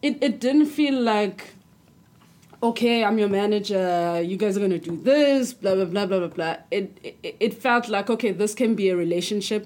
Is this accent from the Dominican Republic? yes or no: no; South Africa; I'm from South Africa